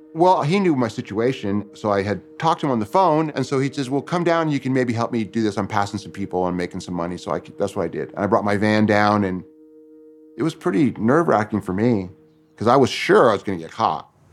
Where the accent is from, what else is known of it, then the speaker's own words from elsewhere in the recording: Tooele, Utah, United States; I was born in Utah in a town called Tooele